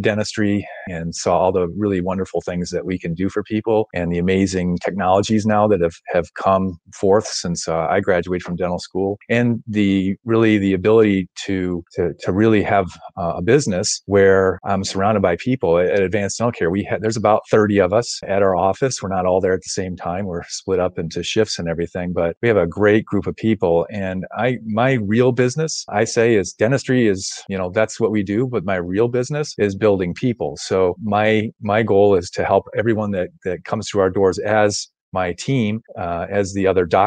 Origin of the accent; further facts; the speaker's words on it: Wheaton, Illinois, United States; also born or lived in Rushville, Illinois; I grew up in Wheaton, Illinois, up in the west suburbs